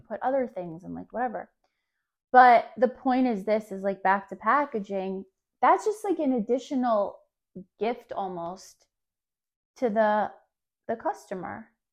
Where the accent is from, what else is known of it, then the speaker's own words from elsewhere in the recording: New Jersey, United States; I grew up in New Jersey where malls are life.